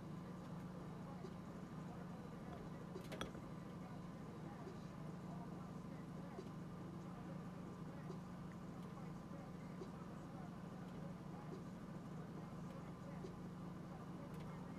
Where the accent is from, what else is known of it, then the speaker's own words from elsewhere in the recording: North Carolina, United States; I was born in North Carolina